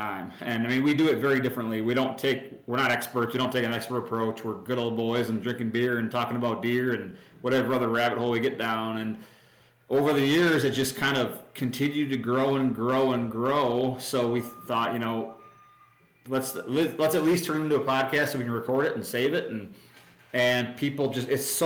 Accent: Wisconsin, United States; I grew up in a small town in Wisconsin

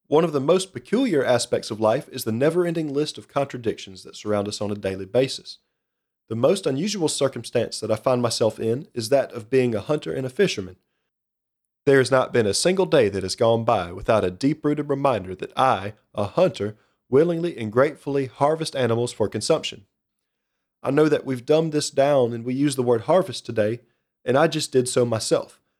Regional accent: Kirkwood, Missouri, United States; accent: slight Midwestern; little town called Kirkwood, Missouri, just outside of St. Louis. How, then, you might ask, does my accent sound like I was raised in the middle of the woods in rural who knows where?

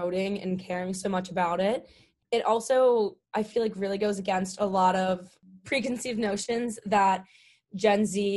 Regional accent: Pennsylvania, United States; moved away; also born or lived in Pittsburgh, Pennsylvania; I am from Pennsylvania

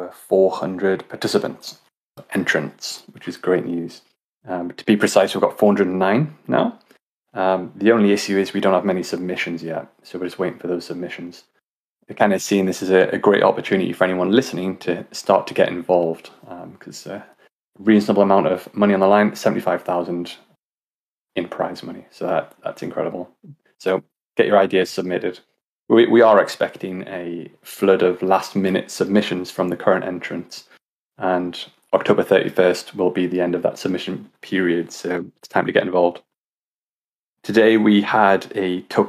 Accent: North East England, United Kingdom; I'm from England. Northeast of England

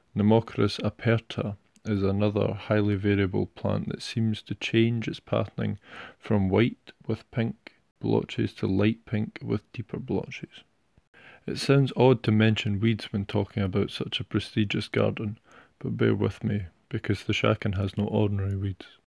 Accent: Scotland, United Kingdom; my home country of Scotland

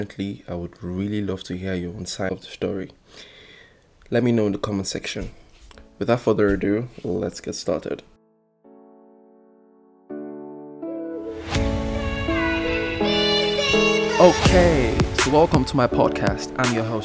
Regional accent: Port Harcourt, Rivers State, Nigeria; growing up here in Nigeria was sweet

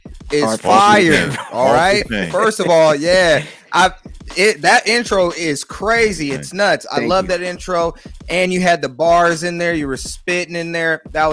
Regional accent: Sacramento, California, United States; I'm from Sacramento

